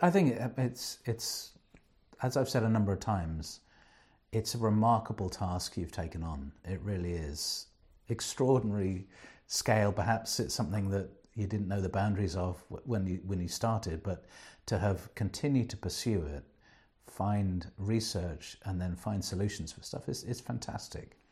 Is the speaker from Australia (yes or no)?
no; England, United Kingdom; being English